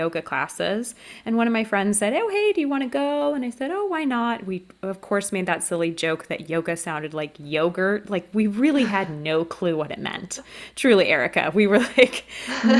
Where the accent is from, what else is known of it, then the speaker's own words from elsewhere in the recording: California, United States; moved away as an adult; now in France; I was born and raised in California, but now I am located in France